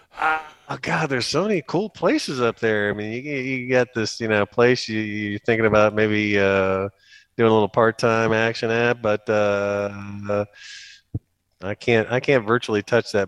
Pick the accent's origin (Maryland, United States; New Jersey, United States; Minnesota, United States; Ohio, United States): Ohio, United States; Akron; now in Canton, United States; I grew up in Akron for the most part. I've just been down in Canton for twenty seven-ish years now